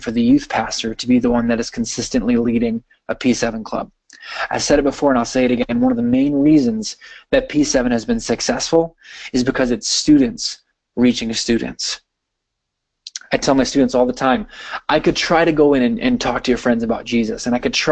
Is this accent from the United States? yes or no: yes; Wisconsin, United States; I'm from Wisconsin, and I live very close to Green Bay, so you can imagine I live in Packer country